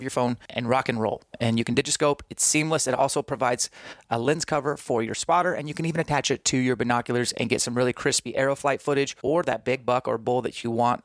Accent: Spokane, Washington, United States; in Spokane, my hometown

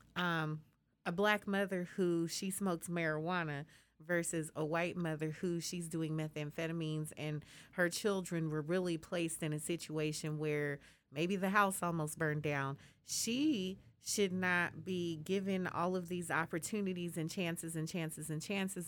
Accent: Colorado, United States; now in Texas, United States; I'm from Colorado

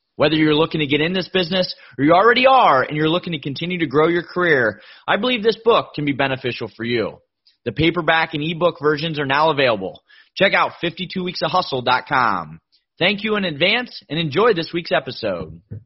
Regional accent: Miami, Florida, United States; here in my hometown of Miami, Florida

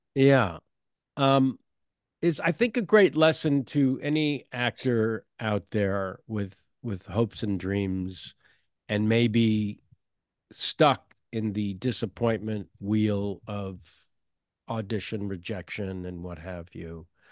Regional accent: San Francisco, California, United States; moved away; I'm from San Francisco originally

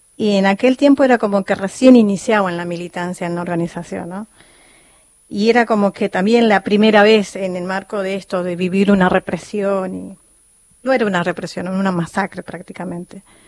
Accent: Calchaquí Valleys, Salta, Argentina; moved away; yo vengo de Salta, de la provincia de Salta, de los valles calchaquíes

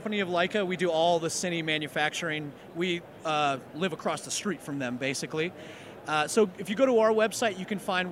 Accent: Ohio, United States; moved away; I'm from Ohio originally

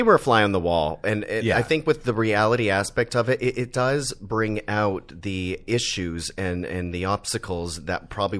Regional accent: Canada; now in Los Angeles, United States; Listen, I'm Canadian.

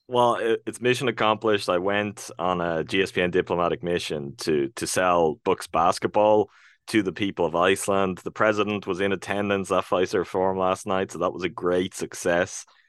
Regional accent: Ireland; I'm real Irish

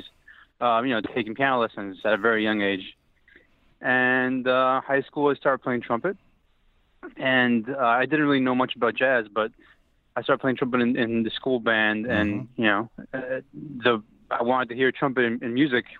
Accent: Argentina; moved away as an adult; also born or lived in Toronto, Canada; now in New York City, United States; I was born in Toronto. And we actually moved to Argentina when I was 1 year old, so I lived there for 22 years.

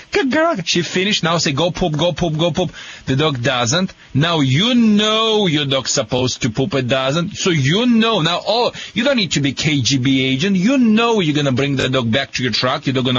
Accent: Michigan, United States; accent: Michigan; I think I have a Michigan accent.

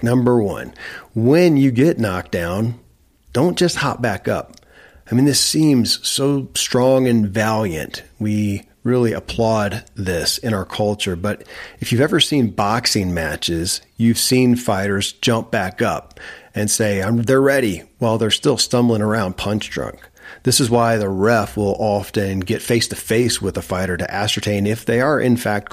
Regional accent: Kentucky, United States; born or raised there

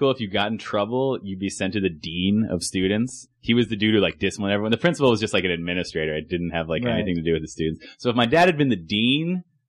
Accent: Main Line, outside Philadelphia, Pennsylvania, United States; moved away; also born or lived in Los Angeles, California; I was born in Lankenau Hospital, which is in Philadelphia. I grew up right outside the city on the main line. My childhood house is right next to Lower Merion High School

